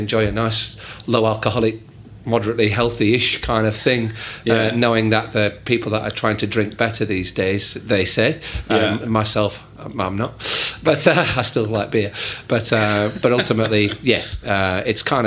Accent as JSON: {"language": "English", "region": "Yorkshire and the Humber", "country": "United Kingdom", "tie": "born or raised there", "said": "I grew up in Yorkshire, England"}